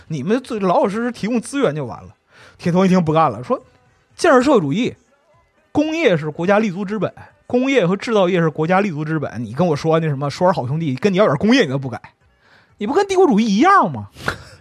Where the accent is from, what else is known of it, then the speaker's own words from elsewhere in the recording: China; 我们中国人